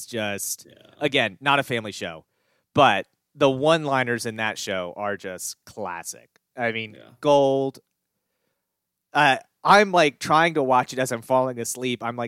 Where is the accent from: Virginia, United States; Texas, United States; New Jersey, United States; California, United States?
Virginia, United States; Frederick County; where I grew up in Frederick County